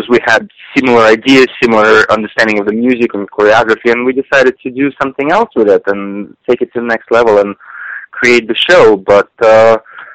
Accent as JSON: {"language": "English", "region": "Siberia", "country": "Russia", "tie": "born or raised there", "moved": "yes", "said": "I was growing up in Siberia"}